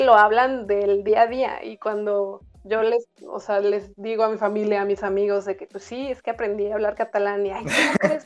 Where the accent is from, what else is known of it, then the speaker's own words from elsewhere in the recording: Guadalajara, Jalisco, Mexico; moved away as an adult; now in Lleida, Spain; Lito de la Isla y María Centeno, que son de Guadalajara, de donde yo soy